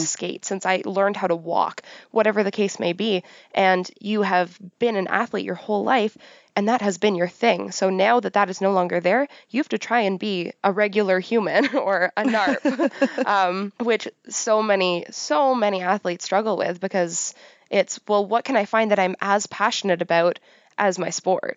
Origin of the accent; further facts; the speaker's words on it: Pickering, Ontario, Canada; I grew up on the outskirts of Toronto. I grew up in Pickering.